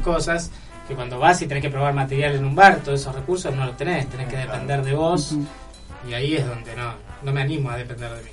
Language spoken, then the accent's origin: Spanish; San Isidro, Buenos Aires Province, Argentina; vengo de, vengo de San Isidro, de Cheto